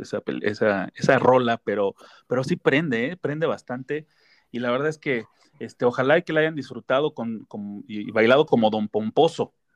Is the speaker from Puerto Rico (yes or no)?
no; Mexico; los que somos mexicanos